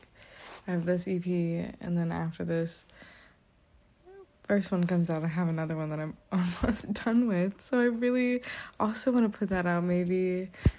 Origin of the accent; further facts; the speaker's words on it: Nashville, Tennessee, United States; moved away as an adult; now in Boston, United States; I am from Nashville, but I'm currently a student in Boston